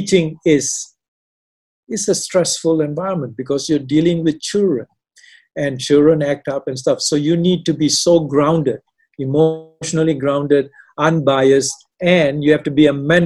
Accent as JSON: {"language": "English", "country": "Malaysia", "also_born_or_lived": "Canada / Australia / India", "moved": "yes", "said": "I'm not Indian. I'm a Malaysian with half the foot in Canada"}